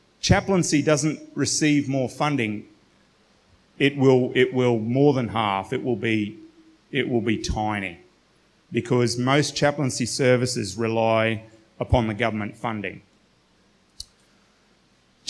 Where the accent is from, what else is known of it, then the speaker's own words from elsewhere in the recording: Australia; as an Australian Western culture